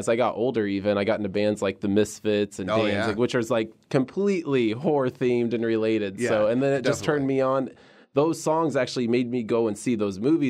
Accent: Las Vegas, Nevada, United States; moved away as an adult; now in Scottsdale, United States; Well, I'm from Vegas. I just moved out here to Scottsdale. You know that I've been here for a few months

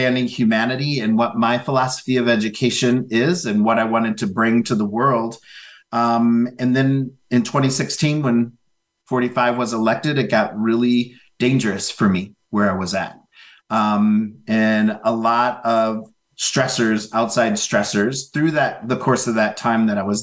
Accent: Minneapolis, Minnesota, United States; my father and mother decided to continue their exodus out of the South and ended up in Minneapolis, Minnesota. I'm the fourth of six.

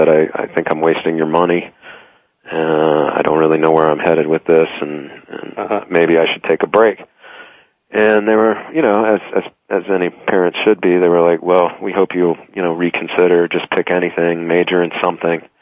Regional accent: Texas, United States; moved away as an adult; now in New York, United States; I'm from Texas originally. I currently live in New York

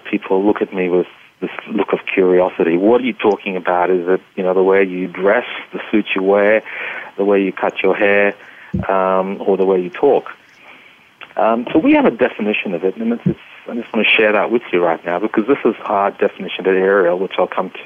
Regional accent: Australia; accent: Australian; also born or lived in Kolkata, India; I was born in Calcutta and grew up in Australia

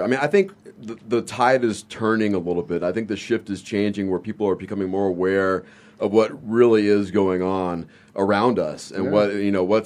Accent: Victorville, California, United States; moved away; I'm from Southern California

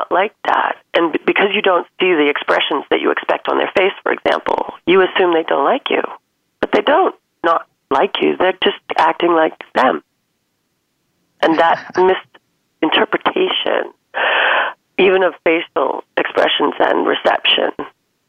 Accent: United States; moved away as an adult; also born or lived in France; now in England, United Kingdom; Being from the United States and having grown up there

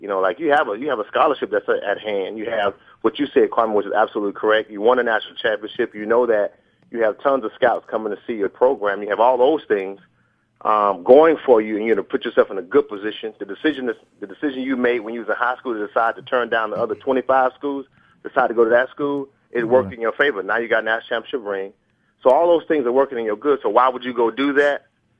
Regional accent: Fort Lauderdale, Florida, United States; moved away as an adult; also born or lived in Auburn, Alabama; I'm from Fort Lauderdale, Florida. I was born and raised there. I lived there 17 years before I ever went to Auburn University.

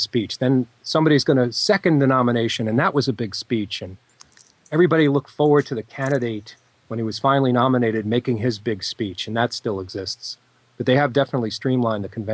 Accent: United States; I was from America

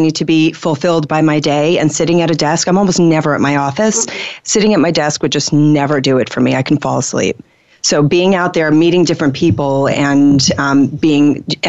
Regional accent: New York City, New York, United States

